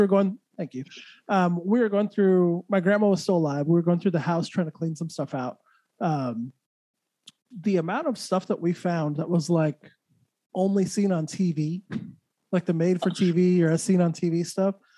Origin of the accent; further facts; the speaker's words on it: Santa Fe, New Mexico, United States; I grew up in Santa Fe, which Santa Fe I know people like, ooh, Santa Fe, but it's actually a very small small place